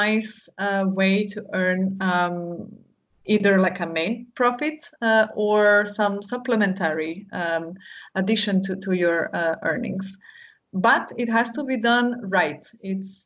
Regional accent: Istria County, Croatia; the first retreat that I organized was in my hometown, so in my region, Istria, Croatia

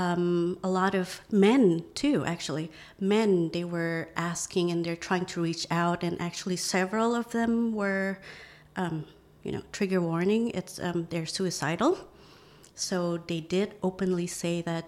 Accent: Indonesia; moved away as an adult; also born or lived in Arkansas, United States / Louisiana, United States; now in Phuket, Thailand; growing up in Indonesia

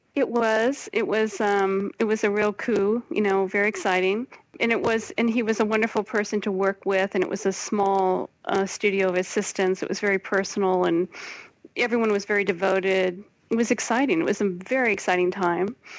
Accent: Portland, United States; moved away as an adult; also born or lived in New York; now in Brussels, Belgium; growing up in Portland, when I grew up there, wasn't so kind of hip the way it is now

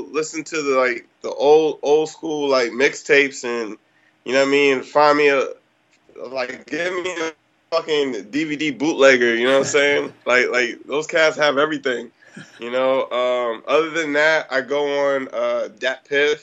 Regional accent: Baltimore, Maryland, United States; also born or lived in Washington, D.C.; now in San Diego, United States; I grew up in Baltimore, Maryland. Between there and in D.C., but going back and forth between both of those areas

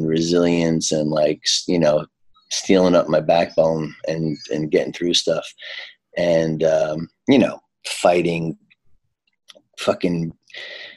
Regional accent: New York City, New York, United States; also born or lived in Harlem, New York; I grew up in Queens

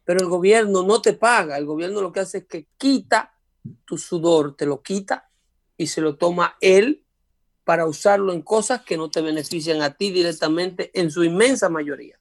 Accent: United States; nosotros como americanos

